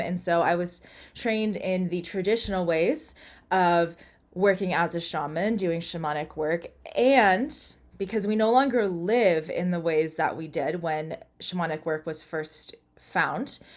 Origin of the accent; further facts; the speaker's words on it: United States; I'm American but I'm not Native American